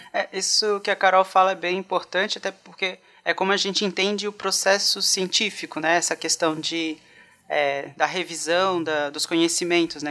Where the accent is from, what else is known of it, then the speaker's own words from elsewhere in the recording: Itajaí, Santa Catarina, Brazil; eu falo de Itajaí no momento. Na verdade, eu sou natural daqui